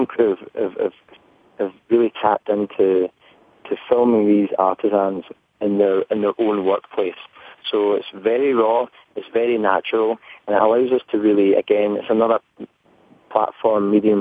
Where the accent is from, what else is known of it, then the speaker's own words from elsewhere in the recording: Scotland, United Kingdom; accent: thick Scottish; my thick Scottish accent